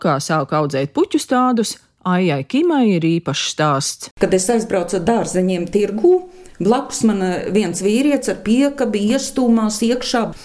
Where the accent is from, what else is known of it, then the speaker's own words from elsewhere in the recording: Eleja, Jelgava Municipality, Latvia; Te ir mana dzimtā puse, Elēja.